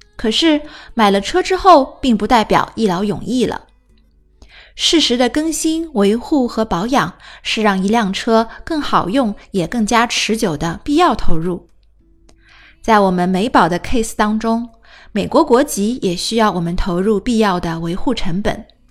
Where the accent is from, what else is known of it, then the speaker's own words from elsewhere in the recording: China; 我们中国人